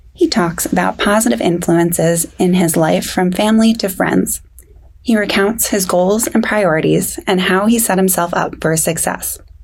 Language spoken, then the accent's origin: English; Stroudsburg, Pennsylvania, United States; I'm from Stroudsburg